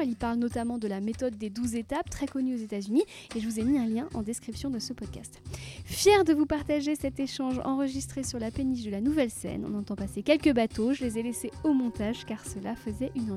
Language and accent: French; Brittany, France; j'ai grandi en Bretagne